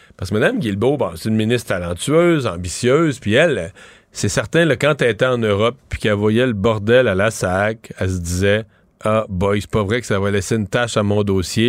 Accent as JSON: {"language": "French", "region": "Quebec", "country": "Canada", "said": "chez nous au Québec"}